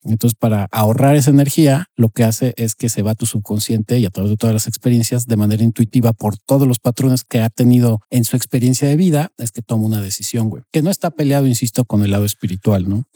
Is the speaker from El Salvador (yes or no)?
no; Mexico; soy mexicano, pero tampoco soy del güey